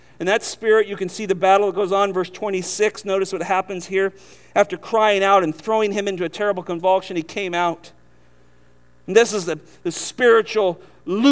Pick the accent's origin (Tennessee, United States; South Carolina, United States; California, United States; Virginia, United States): California, United States; now in Southern United States; We're from California.